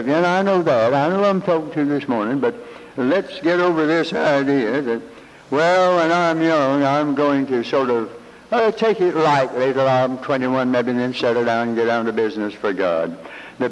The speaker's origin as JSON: {"language": "English", "town": "Hickory", "region": "North Carolina", "country": "United States", "moved": "yes", "said": "I'm from Hickory, North Carolina, rural free delivery, Route 1."}